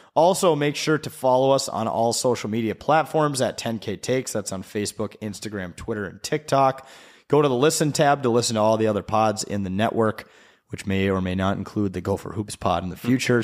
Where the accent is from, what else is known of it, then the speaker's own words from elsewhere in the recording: Wisconsin, United States; I grew up in Wisconsin